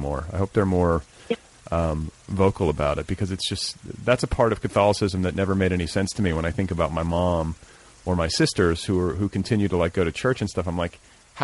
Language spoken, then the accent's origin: English; Indiana, United States; I'm from Indiana